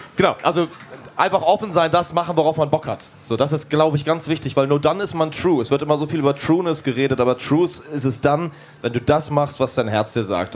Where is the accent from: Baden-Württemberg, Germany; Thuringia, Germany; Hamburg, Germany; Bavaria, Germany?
Hamburg, Germany; wir kommen aus Hamburg